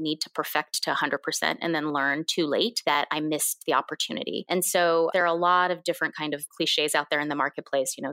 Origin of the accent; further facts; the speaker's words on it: United States; first language Korean; English is a second language; also born or lived in Korea; I immigrated to this country when I was 2.5